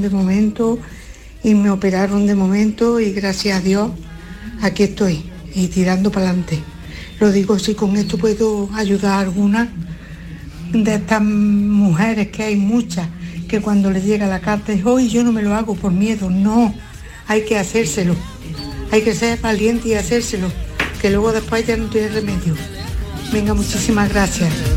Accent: Córdoba, Andalusia, Spain; soy de Córdoba

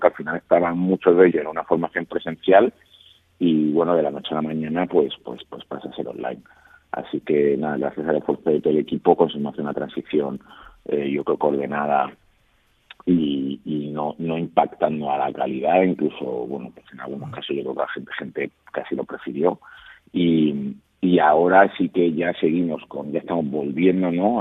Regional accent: Málaga, Andalusia, Spain; moved away; el orgullo ¿no? que siento de ser malagueño

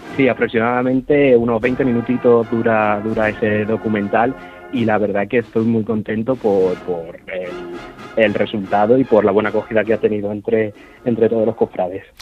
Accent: Puertollano, Castilla-La Mancha, Spain; accent: manchego; also born or lived in Seville; yo soy de Puerto Llano

